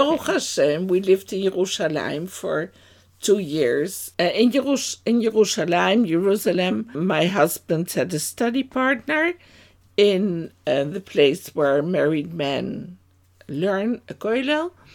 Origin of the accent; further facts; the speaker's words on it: Amsterdam, North Holland, Netherlands; moved away as an adult; now in Amersfoort, Netherlands; I was born in Amsterdam to two Dutch parents, and that's already quite a time ago. And, yeah, it was in Amsterdam Oost, in the east of Amsterdam. there we grew up